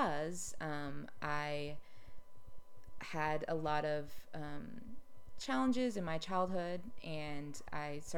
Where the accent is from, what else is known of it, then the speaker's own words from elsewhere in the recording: Austin, Texas, United States; moved away as an adult; also born or lived in New York City; I grew up in Austin